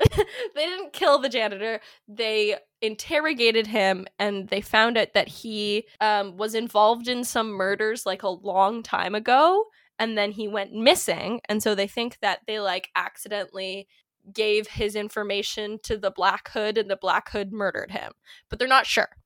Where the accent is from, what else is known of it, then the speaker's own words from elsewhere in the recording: Kitchener, Ontario, Canada; I was born in Little Kitchener, Ontario.